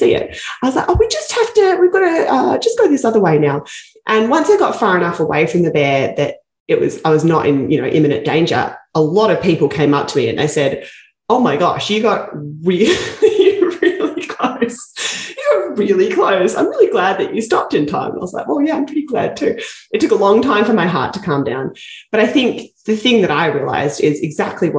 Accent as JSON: {"language": "English", "country": "Australia", "moved": "as an adult", "lives_now": "Canada", "said": "I come from Australia"}